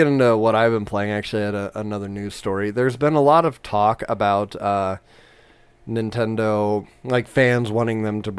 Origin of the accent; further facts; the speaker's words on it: Southern California, United States; moved away; I grew up in Southern California, okay.